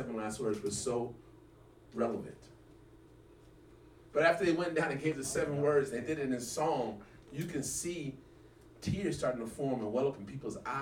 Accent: Arkansas, United States; I came from Arkansas

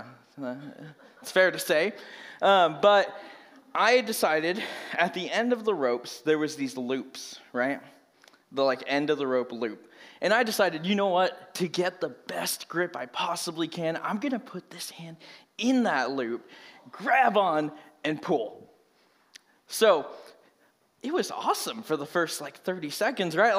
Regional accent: Merced, California, United States; moved away as an adult; now in Reading, United States; I grew up in Merced, California

